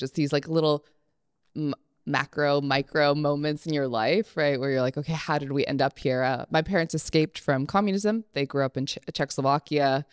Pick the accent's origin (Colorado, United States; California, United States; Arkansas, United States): California, United States; Berkeley; I grew up on the East Bay